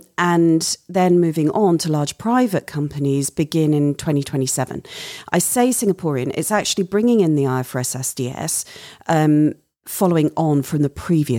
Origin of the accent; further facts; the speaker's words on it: United Kingdom; moved away; My home country of the UK.